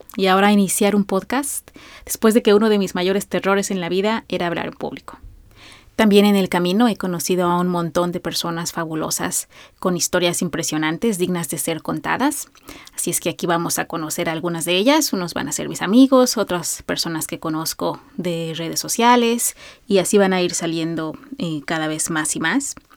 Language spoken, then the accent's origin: Spanish; Mexico; soy una mexicana de 42 años